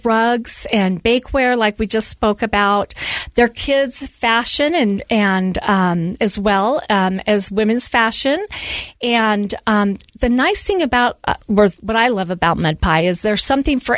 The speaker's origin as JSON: {"language": "English", "region": "Southern California", "country": "United States", "tie": "born or raised there", "moved": "as an adult", "lives_now": "Centerville, United States", "said": "I was born and raised in Southern California and moved to Utah. I've lived in Utah for 25 years"}